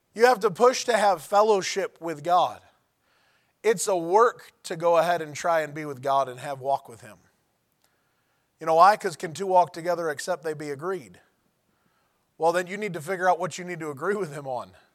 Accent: United States; I'm an American

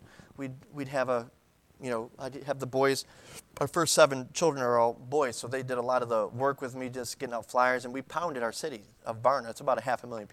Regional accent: New York, United States; I'm from New York.

